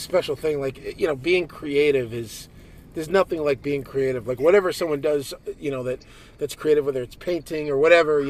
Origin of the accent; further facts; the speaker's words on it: Detroit, Michigan, United States; growing up in Detroit.